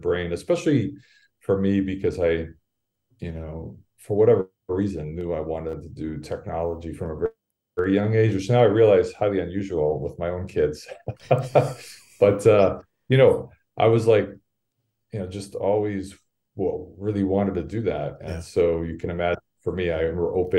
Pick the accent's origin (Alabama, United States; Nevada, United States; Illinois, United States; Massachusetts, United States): Massachusetts, United States; outside of Springfield; moved away as an adult; now in Singapore; I am from the United States, outside of Springfield, Massachusetts. Grew up there